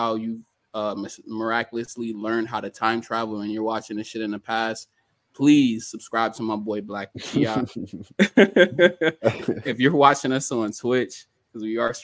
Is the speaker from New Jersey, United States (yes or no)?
yes; Elizabeth, New Jersey, United States; now in Arizona, United States; I'm from Elizabeth